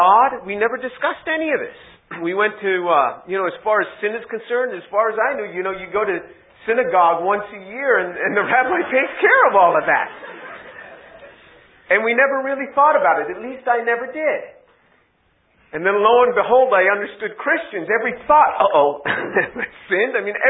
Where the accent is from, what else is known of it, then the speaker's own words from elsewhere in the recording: New York, United States; born and raised in New York